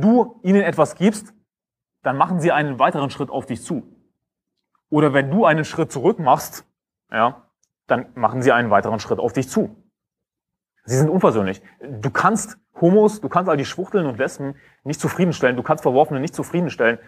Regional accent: Germany; ich bin Deutscher

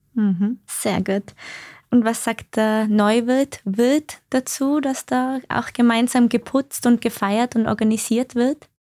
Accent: Tyrol, Austria; Wir stammen ja beide aus Tirol

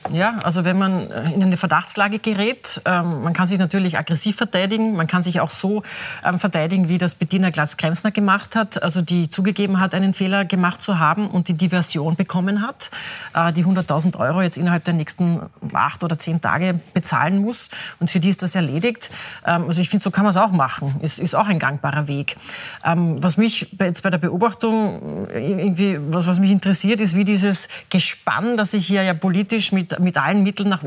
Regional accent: Carinthia, Austria; das darf ich vielleicht als Kärntnerin so ein bisschen

